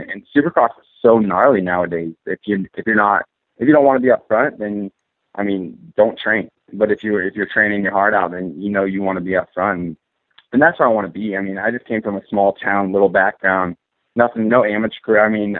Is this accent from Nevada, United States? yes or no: no; Coeur d'Alene, Idaho, United States; moved away; went home back to Idaho, where I'm from Coeur d'Alene, Idaho.